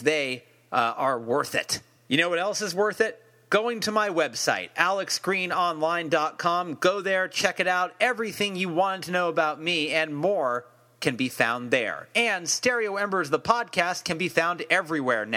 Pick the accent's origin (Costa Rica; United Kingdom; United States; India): United States; Bay Area, California; I'm here from the Bay Area